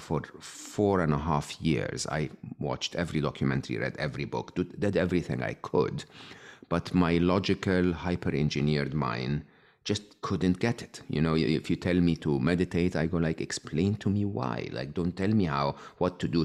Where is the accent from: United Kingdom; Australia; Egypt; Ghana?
Egypt; I was born and raised in Egypt